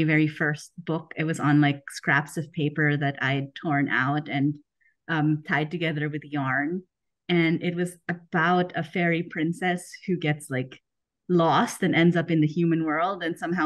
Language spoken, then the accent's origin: English; Philippines; moved away as an adult; also born or lived in United States; now in Germany; I grew up in the Philippines